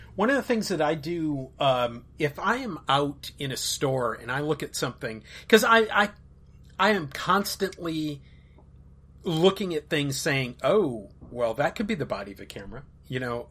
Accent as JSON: {"language": "English", "town": "Minneapolis", "region": "Minnesota", "country": "United States", "tie": "born or raised there", "moved": "yes", "said": "Minneapolis, where I grew up, was on the forty-fifth"}